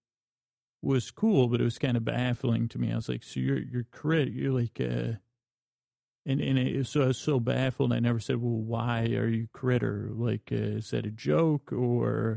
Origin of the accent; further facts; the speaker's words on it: Syracuse, New York, United States; I grew up in Syracuse, New York